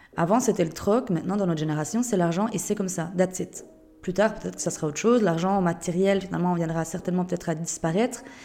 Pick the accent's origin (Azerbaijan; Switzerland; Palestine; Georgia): Switzerland; Je suis suisse de base. Et c'est vrai que je trouve que notre pays est merveilleux